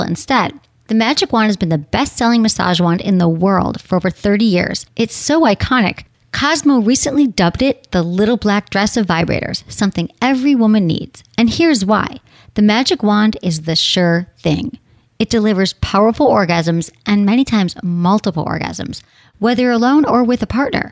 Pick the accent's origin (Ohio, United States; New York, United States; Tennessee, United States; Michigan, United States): Michigan, United States; we're both from Michigan